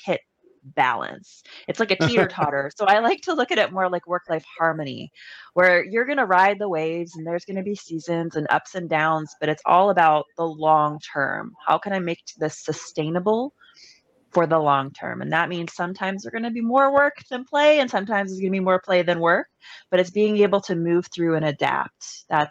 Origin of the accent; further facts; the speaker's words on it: Canada; I'm Canadian